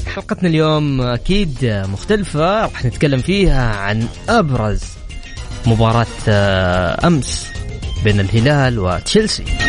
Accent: Saudi Arabia

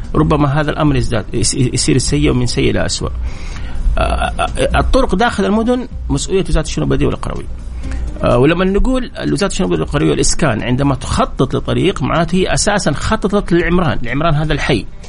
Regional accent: Jeddah, Makkah Province, Saudi Arabia; عندنا في جده هنا

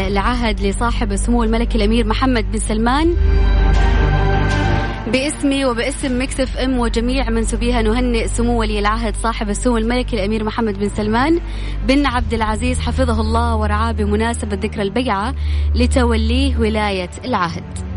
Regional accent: Sudan; now in Jeddah, Saudi Arabia; أنا من السودان بس ساكن جدة

